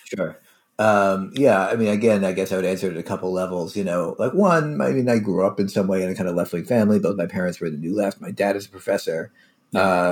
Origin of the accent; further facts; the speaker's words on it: Philadelphia, Pennsylvania, United States; also born or lived in New Haven; I grew up in Philadelphia.